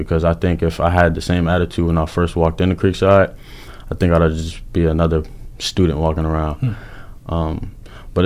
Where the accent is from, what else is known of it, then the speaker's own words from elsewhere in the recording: Paterson, New Jersey, United States; moved away; also born or lived in Georgia; I'm originally from Paterson, New Jersey, a small town in New Jersey, really tough city. So growing and playing basketball out there